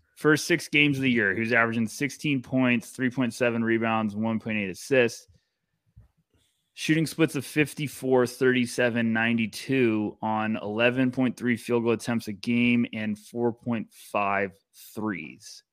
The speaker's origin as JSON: {"language": "English", "country": "United States", "said": "I'm an American"}